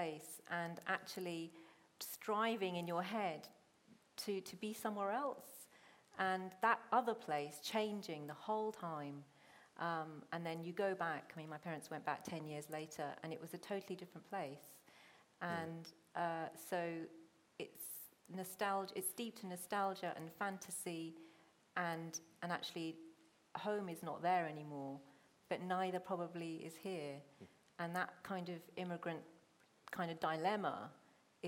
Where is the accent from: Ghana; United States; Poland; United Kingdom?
United Kingdom; Hounslow, London; first language Punjabi; also born or lived in Chiswick; I grew up in Hounslow